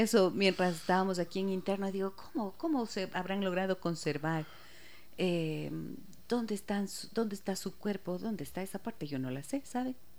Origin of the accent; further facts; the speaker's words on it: Ecuador; lo que somos los ecuatorianos